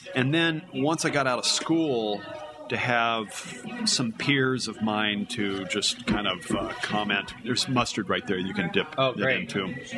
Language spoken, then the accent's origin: English; Carlsbad, California, United States; moved away as an adult; now in Oregon, United States; I had started working for my hometown newspaper in Carlsbad, California